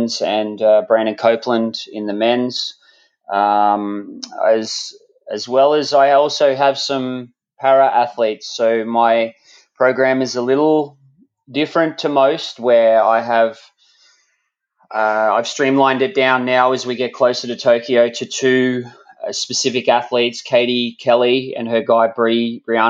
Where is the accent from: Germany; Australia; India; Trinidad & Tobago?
Australia; I'm an Australian high performance triathlon coach